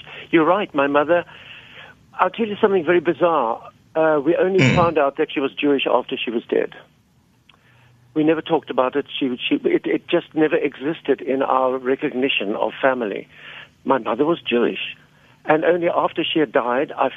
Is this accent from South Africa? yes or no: yes; Cape Town, Western Cape, South Africa; born or raised there